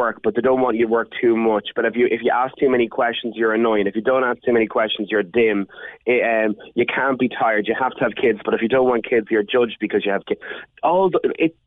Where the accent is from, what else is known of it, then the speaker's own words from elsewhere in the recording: Ireland; being Irish